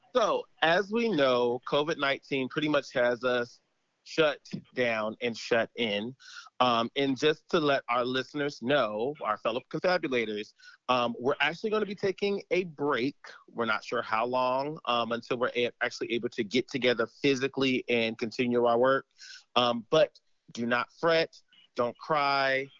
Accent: United States; we as an American people, we as an American society

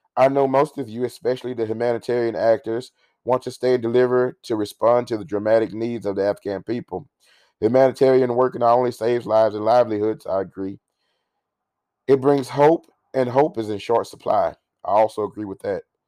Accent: United States; We as an American people

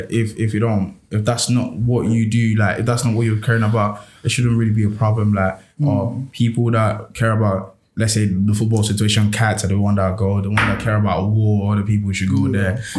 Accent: Nigeria; But for me as a Nigerian, I'll be like, what the fuck is my man chatting about?

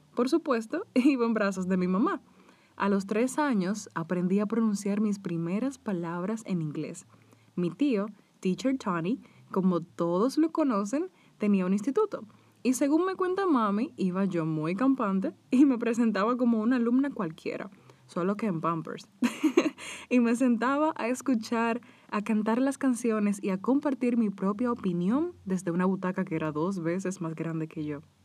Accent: Dominican Republic; En mi país, República Dominicana

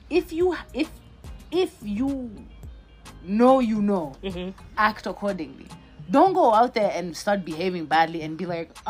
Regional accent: Kenya; Kenyan uh, brand beautiful things are going on in this country. Dope things are going on. Let's support ours.

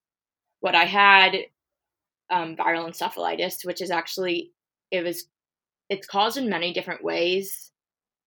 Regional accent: California, United States; I'm from California

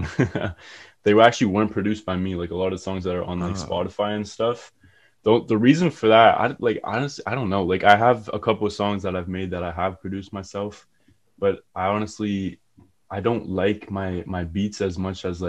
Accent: Kitchener, Ontario, Canada; I'm from Kitchener, Ontario

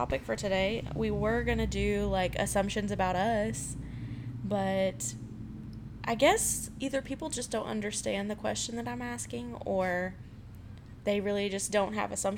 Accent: Georgia, United States; moved away; I was not born here. I was born in Georgia

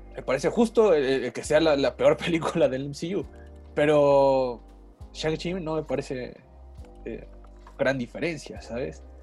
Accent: Mexico; yo como mexicano de raza de bronce

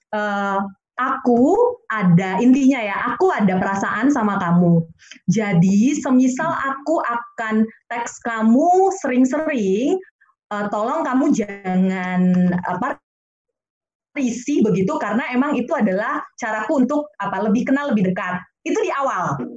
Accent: North Sumatra, Indonesia; sekalipun saya dari Batak ya begitu yang notabene tahu sendiri bagaimana ya ininya

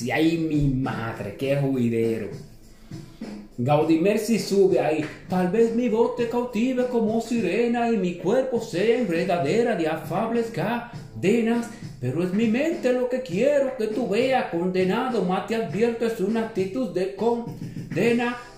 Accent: San Pedro de Macorís, Dominican Republic; porque nosotros somos de San Pedro de Macorís y hay que apoyar a la gente de uno.

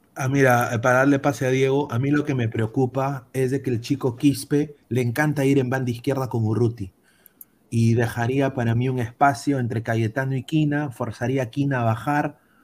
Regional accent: Peru; como peruanos

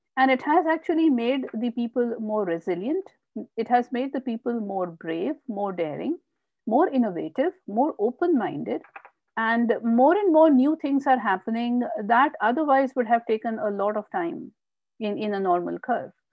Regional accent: Indore, Madhya Pradesh, India; also born or lived in Bhopal; I was born and brought up in India, and um, I did my MBA from Barkatullah University in Bhopal. Uh, and then uh, uh, I moved to Indore, which is my uh, hometown.

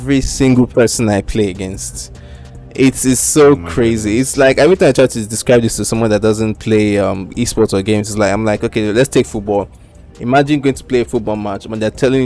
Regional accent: Nigeria; also born or lived in United Kingdom; I'm Nigerian

